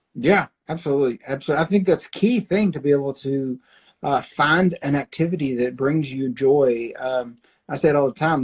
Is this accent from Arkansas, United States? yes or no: yes; Arkansas, United States; now in Oklahoma City, United States; I grew up in Arkansas